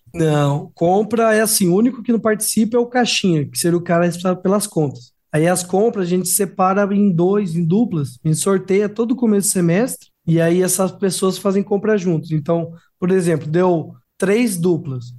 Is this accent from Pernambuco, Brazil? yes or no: no; Piracicaba, São Paulo, Brazil; also born or lived in Jataí, Goiás; eu sou nativo, então eu nasci aqui em Piracicaba